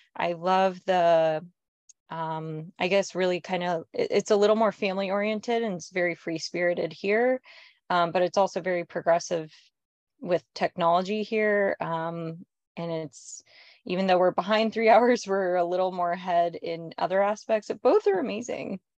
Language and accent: English; California, United States; moved away as an adult; also born or lived in New York; I'm from California and I lived in New York for a decade